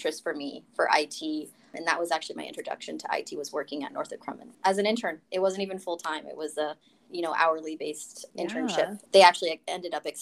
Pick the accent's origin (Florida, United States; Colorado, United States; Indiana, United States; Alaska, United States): Colorado, United States; Colorado Springs; moved away as an adult; also born or lived in Denver, Colorado; now in Washington, DC, United States; I hail from Colorado, Colorado Springs specifically, and I grew up there pretty much my entire life